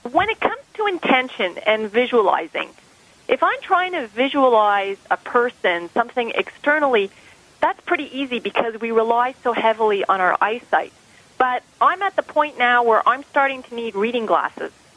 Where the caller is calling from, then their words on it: Montreal, Quebec, Canada; I'm calling from Montreal, Canada